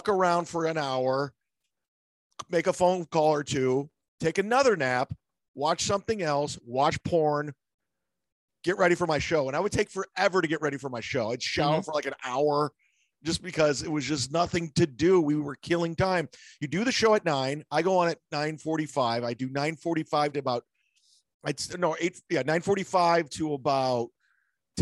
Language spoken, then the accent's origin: English; Cleveland, Ohio, United States; now in Tampa, United States; I always say I represent Cleveland